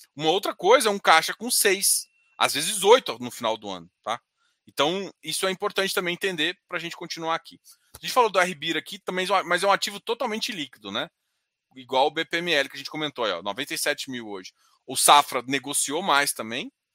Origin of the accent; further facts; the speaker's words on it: Goiânia, Goiás, Brazil; Daqui de Goiânia, eu sou de Goiânia